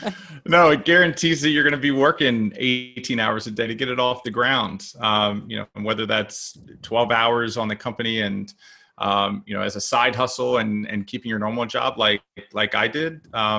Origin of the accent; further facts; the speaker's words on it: Maryland, United States; You know, I grew up in Maryland, and so we had all the seasons